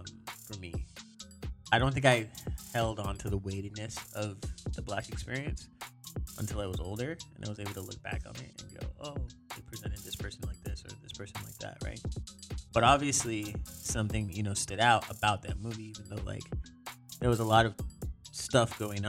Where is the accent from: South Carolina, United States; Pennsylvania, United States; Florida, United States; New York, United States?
Florida, United States; growing up in Florida, I'd never been to the West Coast. I mean, the furthest west I'd been is the west side of Florida.